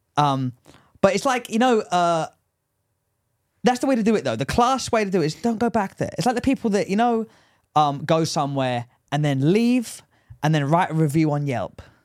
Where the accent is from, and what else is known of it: England, United Kingdom; accent: English